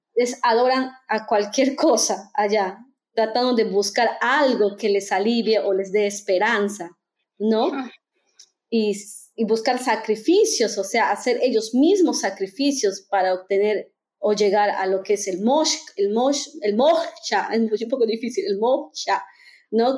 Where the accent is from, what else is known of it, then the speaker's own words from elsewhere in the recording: Peru; moved away as an adult; also born or lived in India; now in Germany; soy peruana